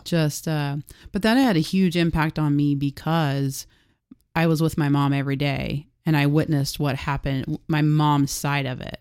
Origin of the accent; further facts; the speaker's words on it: Harrah, Oklahoma, United States; I grew up in Hera, Oklahoma